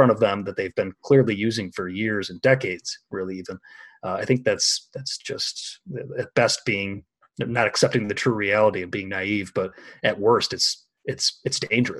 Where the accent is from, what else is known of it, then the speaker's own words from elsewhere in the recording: Illinois, United States; my home state of Illinois